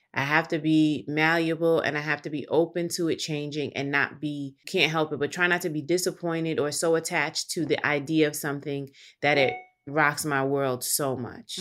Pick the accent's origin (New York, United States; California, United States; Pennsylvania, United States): New York, United States; New York City; growing up in New York and then growing up in the community that I did, community meaning Harlem, where I lived